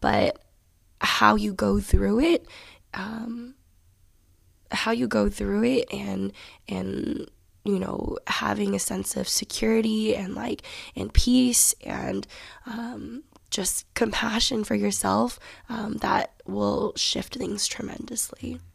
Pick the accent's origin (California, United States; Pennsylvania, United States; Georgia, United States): Georgia, United States; Johns Creek; also born or lived in Alpharetta, Georgia; I grew up in Johns Creek, Georgia